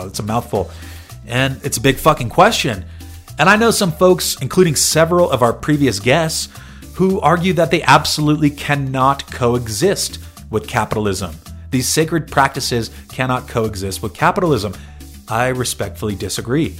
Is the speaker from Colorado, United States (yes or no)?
no; San Diego, California, United States; moved away; my hometown of San Diego